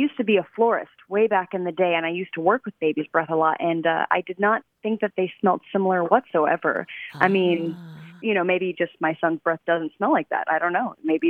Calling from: Keller, Texas, United States; I am calling from Keller, Texas.

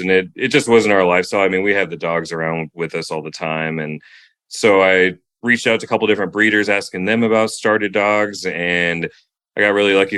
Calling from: Phoenix, Arizona, United States; I'm calling from Phoenix, Arizona

